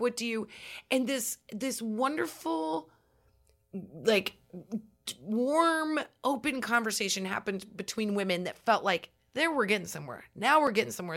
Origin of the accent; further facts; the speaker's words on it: Nebraska, United States; growing up in Nebraska